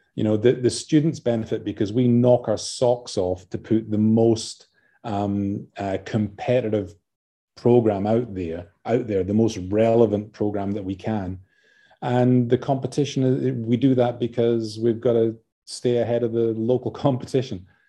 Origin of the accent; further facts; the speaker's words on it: Scotland, United Kingdom; now in Adelaide, Australia; as you can tell from my accent. I'm, uh, you know, from Scotland originally